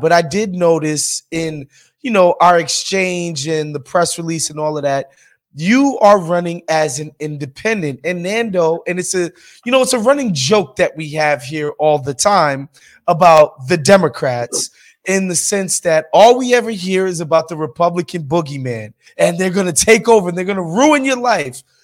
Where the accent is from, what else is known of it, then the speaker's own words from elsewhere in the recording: New York City, New York, United States; moved away as an adult; now in Los Angeles, United States; I'm from New York City, right? Like I moved here 4 years ago